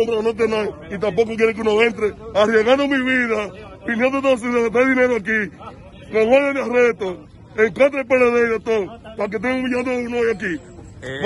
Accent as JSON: {"language": "Spanish", "region": "Santiago Rodríguez", "country": "Dominican Republic", "said": "Yo soy de la provincia de Don Rodríguez"}